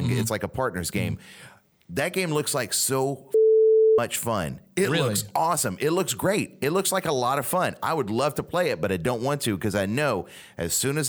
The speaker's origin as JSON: {"language": "English", "region": "Louisiana", "country": "United States", "tie": "born or raised there", "said": "Growing up in Louisiana, we had hurricanes all the time."}